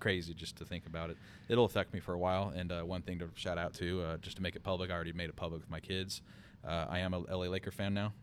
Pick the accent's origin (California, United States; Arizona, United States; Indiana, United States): California, United States; Bakersfield; moved away as an adult; also born or lived in Los Angeles / Big Sur; born and raised in Bakersfield